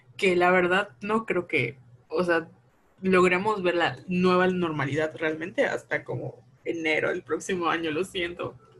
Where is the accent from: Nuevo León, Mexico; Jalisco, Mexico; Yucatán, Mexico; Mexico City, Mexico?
Yucatán, Mexico; Mérida; somos de Mérida, de Yucatán